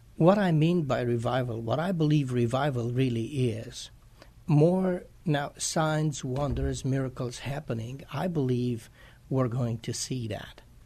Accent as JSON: {"language": "English", "country": "Romania", "also_born_or_lived": "Chicago, United States", "moved": "as an adult", "lives_now": "San Antonio, United States", "said": "I am originally from Romania. I came to the United States in 1999"}